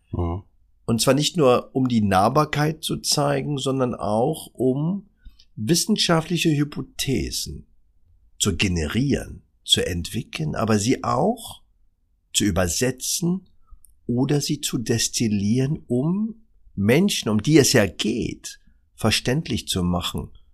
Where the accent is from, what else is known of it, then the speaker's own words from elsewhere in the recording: Berlin, Germany; Ich bin in der Charité geboren